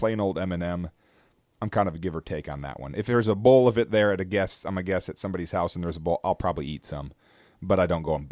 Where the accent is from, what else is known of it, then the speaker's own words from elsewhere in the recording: United States; moved away; I grew up in America